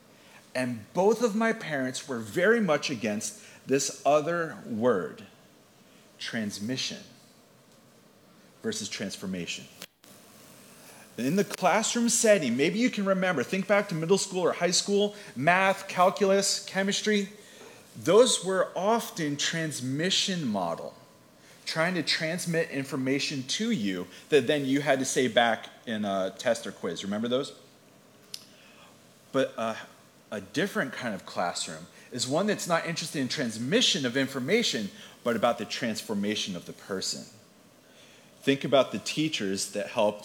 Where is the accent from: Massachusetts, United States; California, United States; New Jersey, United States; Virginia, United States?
New Jersey, United States; Atlantic City; I was born in Atlantic City. I grew up at the beach, and my head and heart are still there